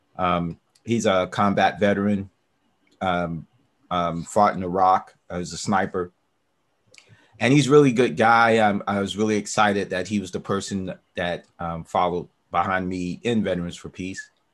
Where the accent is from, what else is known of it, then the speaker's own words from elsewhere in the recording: the South, United States; also born or lived in Northeast US / Midwest US / West Coast US; now in West Coast, United States; I'm a Southerner, and I'm uh, grew up missionary Baptist